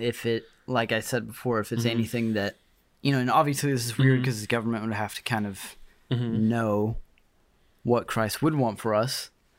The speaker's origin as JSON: {"language": "English", "country": "United States", "said": "I am an American"}